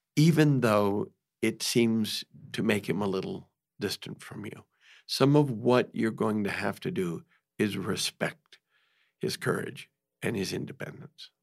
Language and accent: English; New York, United States; I had it growing up in New York